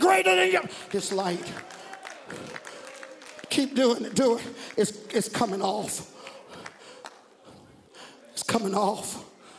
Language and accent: English; the South, United States; I'm black and I'm from the South